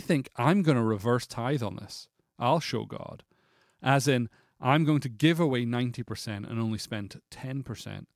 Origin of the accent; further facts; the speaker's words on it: Scotland, United Kingdom; moved away; I'm Scottish